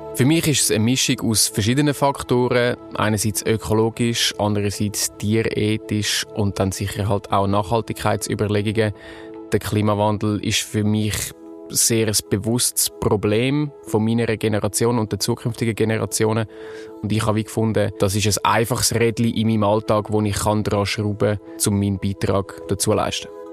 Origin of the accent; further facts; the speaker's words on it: Zurich, Switzerland; ich bin 28, geboren und aufgewachsen in Zürich